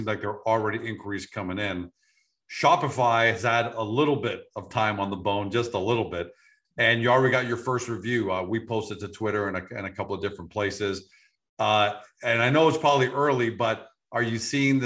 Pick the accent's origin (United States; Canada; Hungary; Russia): Canada; We're Canadian